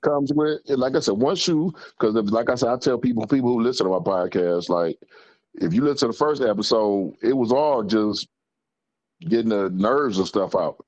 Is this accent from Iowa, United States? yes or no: no; Detroit, Michigan, United States; Finkel and Greenfield.